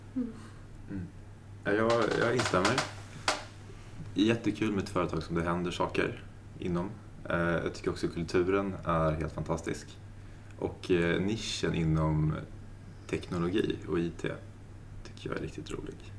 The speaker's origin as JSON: {"language": "Swedish", "town": "Uppsala", "region": "Uppsala County", "country": "Sweden", "said": "Kommer från Uppsala"}